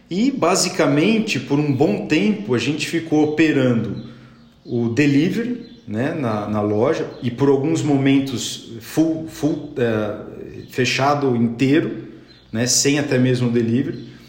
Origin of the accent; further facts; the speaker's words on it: São Paulo, Brazil; moved away as an adult; now in Brotas, Brazil; sou de Brotas, mas morei a minha vida inteira em São Paulo